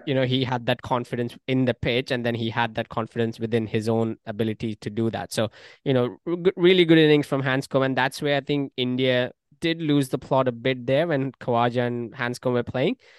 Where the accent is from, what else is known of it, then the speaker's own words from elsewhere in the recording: Australia; as an Australian